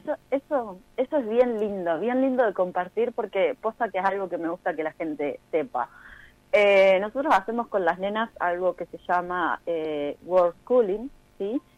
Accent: Neuquén, Argentina; moved away as an adult; also born or lived in Saladillo, Buenos Aires Province; Yo soy de Saladillo, provincia de Buenos Aires, más vivo en Neuquén desde muy pequeña

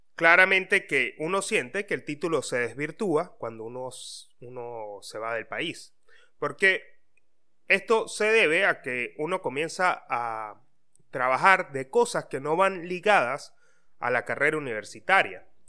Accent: Venezuela; moved away as an adult; now in Argentina; todos somos de Venezuela y amamos a nuestra patria

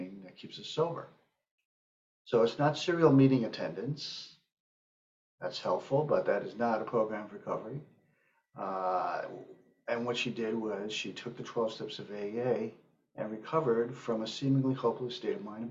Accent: northern Westchester County, New York, United States; also born or lived in Manhattan, New York; I grew up in northern Westchester County, just north of New York City. I was born in Manhattan, and we moved up there when I was small.

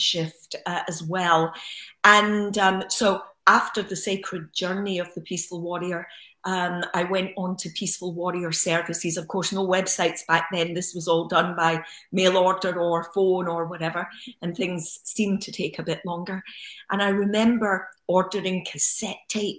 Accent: Glasgow, Scotland, United Kingdom; moved away; also born or lived in Los Angeles; as a young child growing up in Glasgow

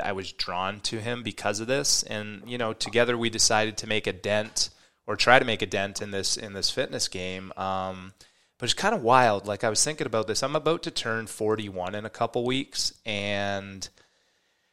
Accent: Canada; I grew up in Canada

